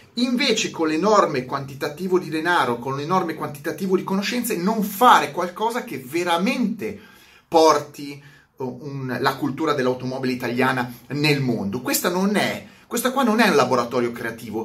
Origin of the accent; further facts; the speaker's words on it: Milan, Lombardy, Italy; essendo milanese